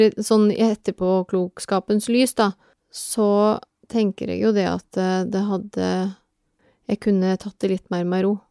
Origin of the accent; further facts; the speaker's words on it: Telemark, Norway; moved away as an adult; now in Oslo, Norway; jeg er fra Telemark opprinnelig, men jeg har bodd i Oslo siden 1996